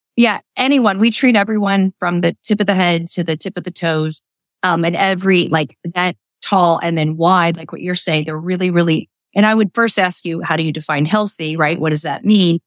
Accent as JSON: {"language": "English", "region": "Midwest", "country": "United States", "tie": "born or raised there", "also_born_or_lived": "New York City", "moved": "as an adult", "lives_now": "Lancaster, United States", "said": "I grew up in the Midwest"}